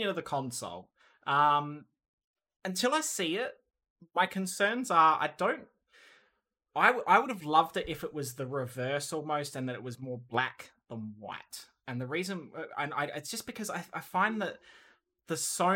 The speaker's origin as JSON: {"language": "English", "country": "Australia", "said": "I'm Australian"}